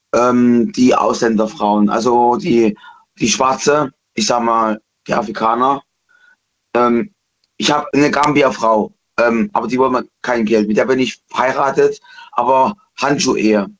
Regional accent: East Germany, Germany; Ich bin Ossi aus der DDR

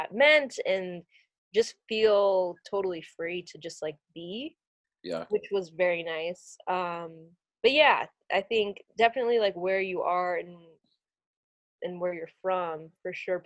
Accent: Virginia, United States; moved away; growing up in Virginia

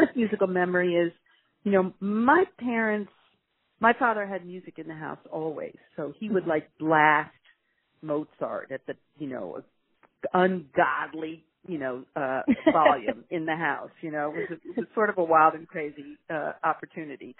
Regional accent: Virginia, United States; now in New York, United States; this is my home state of Virginia

